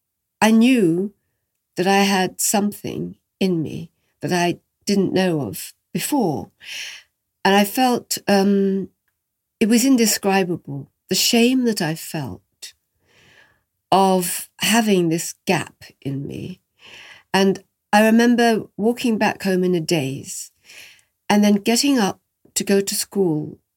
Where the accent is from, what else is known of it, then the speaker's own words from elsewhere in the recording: France; And he was Italian and I came from France.